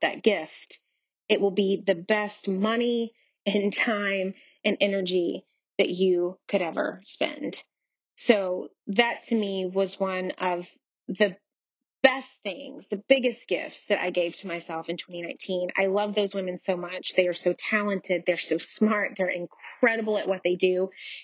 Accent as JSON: {"language": "English", "town": "Nashville", "region": "Tennessee", "country": "United States", "tie": "born or raised there", "also_born_or_lived": "Los Angeles, California / New York City", "moved": "as an adult", "said": "I was born and raised in Nashville, Tennessee"}